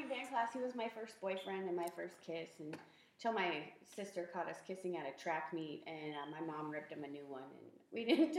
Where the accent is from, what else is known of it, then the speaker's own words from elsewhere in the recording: Phoenix, Arizona, United States; But I was born and raised here